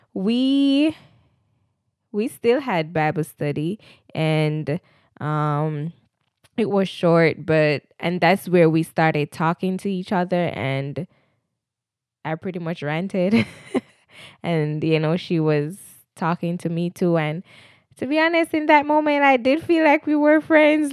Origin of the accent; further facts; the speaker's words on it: Jamaica; moved away as an adult; I'm a Jamaican. I recently migrated in twenty eighteen